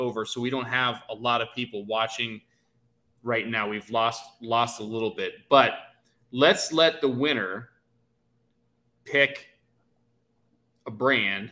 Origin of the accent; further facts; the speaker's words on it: Ohio, United States; I'm from Ohio